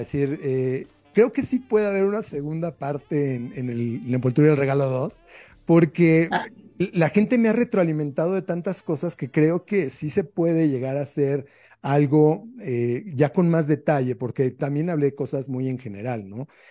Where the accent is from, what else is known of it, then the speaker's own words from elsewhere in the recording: Mexico; como mexicano